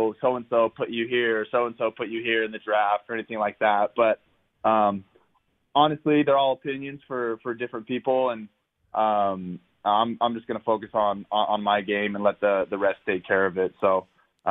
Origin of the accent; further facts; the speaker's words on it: Southern California, United States; growing up in Southern California